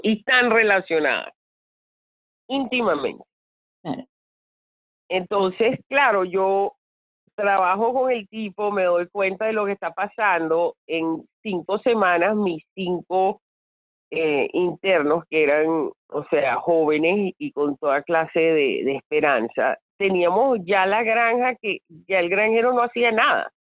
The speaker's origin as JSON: {"language": "Spanish", "country": "Venezuela", "said": "siendo venezolana"}